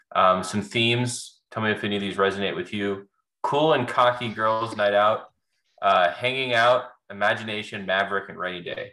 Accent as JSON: {"language": "English", "town": "Nashville", "region": "Tennessee", "country": "United States", "said": "We're both from Nashville."}